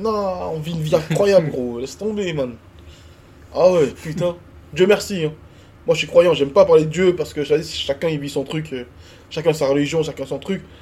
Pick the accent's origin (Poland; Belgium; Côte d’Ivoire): Côte d’Ivoire; now in France; un mec né en Côte d'Ivoire comme moi, qui a vécu la guerre en Côte d'Ivoire